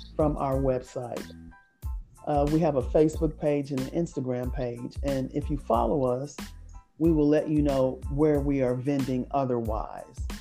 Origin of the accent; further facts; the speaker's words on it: Indianapolis, Indiana, United States; we grew up here in Indianapolis. We are originally from Indianapolis, and we all still reside in Indianapolis